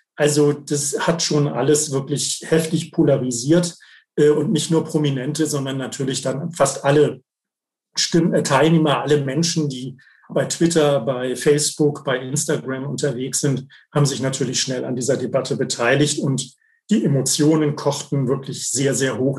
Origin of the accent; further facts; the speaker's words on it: Germany; bei uns in Deutschland